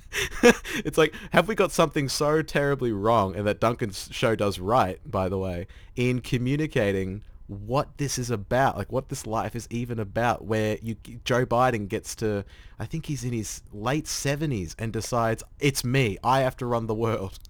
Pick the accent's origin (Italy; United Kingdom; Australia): Australia; as an Australian